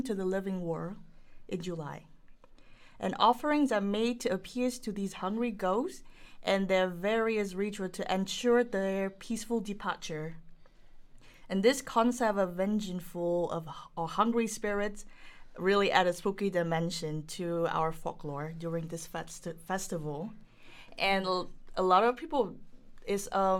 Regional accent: Vietnam; Vietnam, my home country.

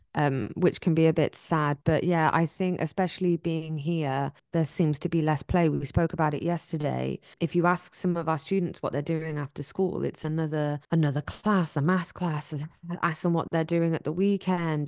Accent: England, United Kingdom; moved away

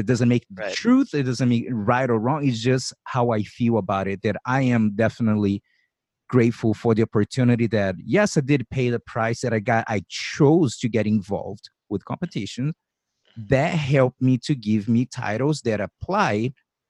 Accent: Brazil; now in United States; I came from Brazil, so I've been living here for 20 years. I'm a citizen now. I got my visa, my work visa, the O-1 visa

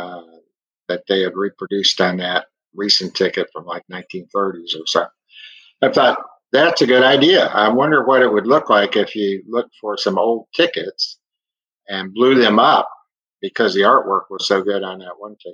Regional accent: Detroit area, Michigan, United States; also born or lived in Oklahoma / Texas; now in Oklahoma City, United States; I grew up around the Detroit area, in a small town, just north of Detroit

